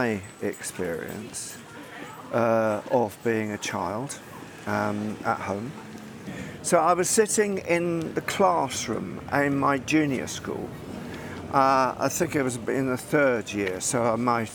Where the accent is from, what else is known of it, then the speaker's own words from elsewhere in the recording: England, United Kingdom; me being English